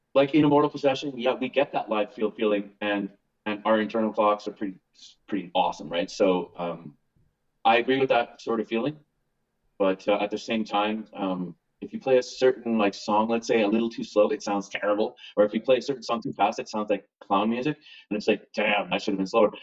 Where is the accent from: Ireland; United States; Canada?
Canada; Winnipeg, Manitoba; we're from Winnipeg.